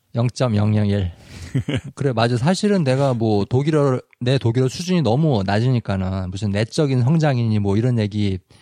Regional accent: South Korea; 당연히 한국 사람으로서

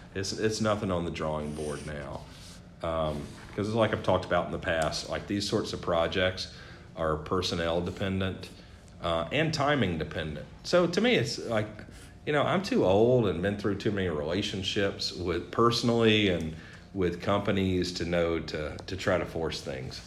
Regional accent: the South, United States; now in New Hampshire, United States; growing up in the South

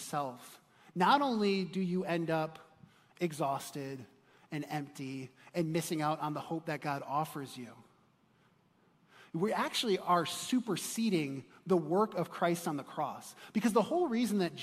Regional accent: Chicago, Illinois, United States; moved away; I'm from Chicago originally

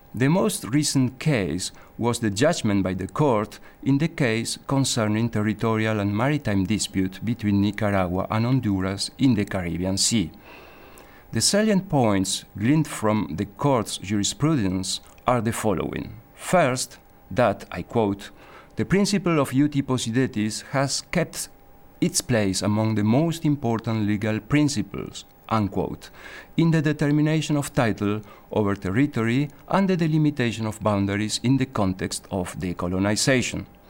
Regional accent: Argentina; now in Geneva, Switzerland; I come from Argentina

